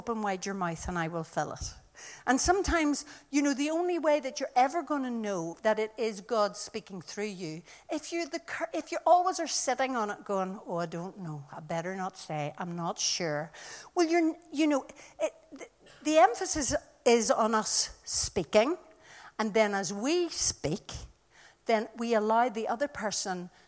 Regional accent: Ireland; I come from Ireland

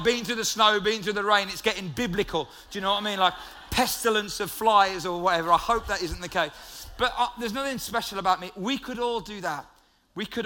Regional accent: United Kingdom

